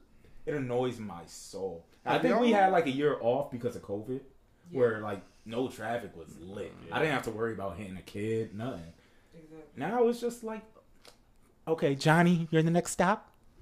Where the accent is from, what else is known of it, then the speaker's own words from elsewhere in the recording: Bridgeport, Connecticut, United States; Because I was from Bridgeport.